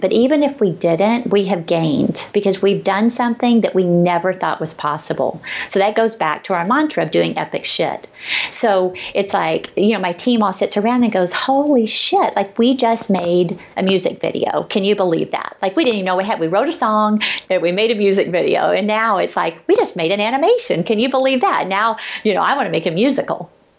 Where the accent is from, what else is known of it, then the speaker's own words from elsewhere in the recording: the South, United States; It's like I grew up in the South and I love that.